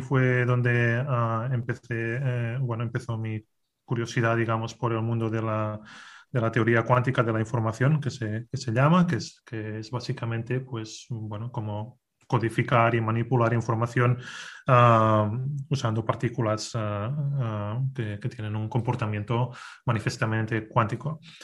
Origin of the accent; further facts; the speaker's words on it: a town in the province of Girona, Catalonia, Spain; also born or lived in Barcelona / Castelldefels; nací en, eh, en un pueblo que se llama San en, en, la provincia de Girona, en, en, en Cataluña